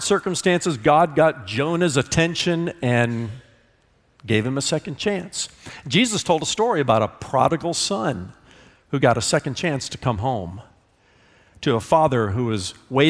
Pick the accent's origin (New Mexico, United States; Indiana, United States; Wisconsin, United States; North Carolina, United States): Indiana, United States; I'm from Indiana